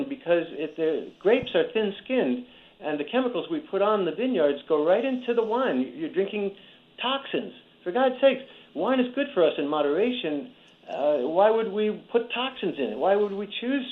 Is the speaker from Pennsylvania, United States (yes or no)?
no; New Rochelle, New York, United States; I grew up in New Rochelle, New York